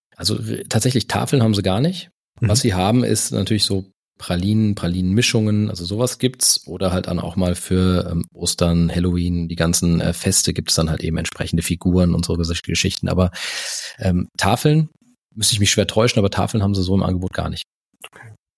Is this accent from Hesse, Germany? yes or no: yes; Karben, Hesse, Germany; now in Stuttgart, Germany; aufgewachsen bin ich bei Frankfurt, also ein Stück nördlich von Frankfurt, so 20 Kilometer nördlich in, in Karben